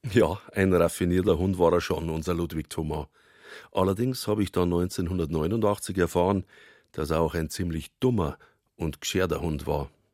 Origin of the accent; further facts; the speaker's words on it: Altötting, Bavaria, Germany; accent: Bavarian; first language Bavarian; bei uns in Altötting, nicht einmal im Umland